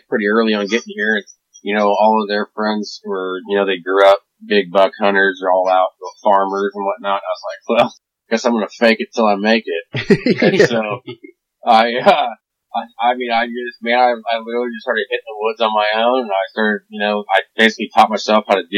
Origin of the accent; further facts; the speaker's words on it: Illinois, United States; also born or lived in South Carolina; now in Manhattan, Kansas, United States; I was born in Illinois, moved to South Carolina, became a firefighter in South Carolina